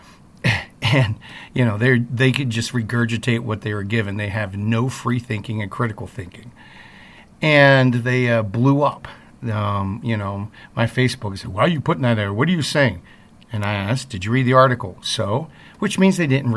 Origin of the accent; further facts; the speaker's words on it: East Coast, United States; now in Midwest, United States; that's very East Coast of me. I'm not a Midwesterner, so even though I live in the Midwest now